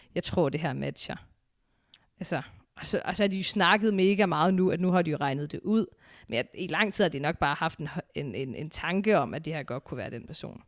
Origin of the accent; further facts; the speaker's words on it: Aarhus, Central Denmark Region, Denmark; jeg er fra Aarhus